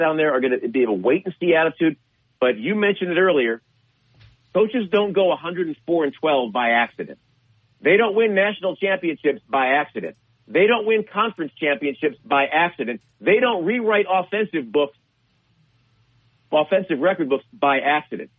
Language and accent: English; Chicago, Illinois, United States; I'm a native of Illinois